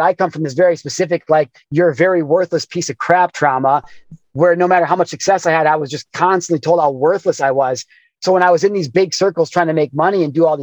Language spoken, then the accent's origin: English; Midwest, United States; growing up in the Midwest